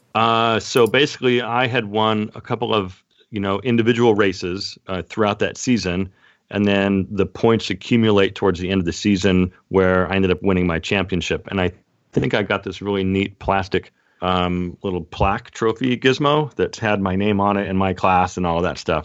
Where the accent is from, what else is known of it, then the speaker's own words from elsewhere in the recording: Seattle, Washington, United States; moved away as an adult; now in Temecula, United States; born and raised in Seattle, Washington, and I'm currently in Southern California in Temecula